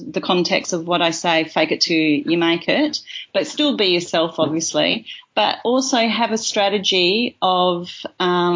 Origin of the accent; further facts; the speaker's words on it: Kalamunda, Western Australia, Australia; I grew up in Kalamunda